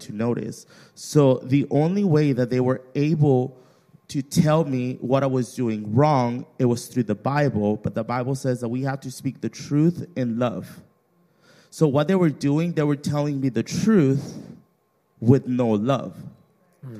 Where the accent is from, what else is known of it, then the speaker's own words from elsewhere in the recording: Mexico; moved away; I grew up in Mexico